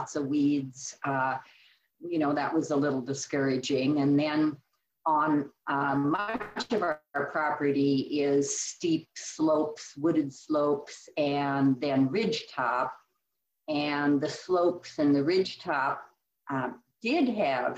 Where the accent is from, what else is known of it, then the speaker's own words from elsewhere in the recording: Iowa, United States; moved away as an adult; also born or lived in California / New Mexico / Colorado / Sauk County, Wisconsin; now in Wisconsin, United States; I was born and raised in the Midwest. I grew up on a series of small farms in Iowa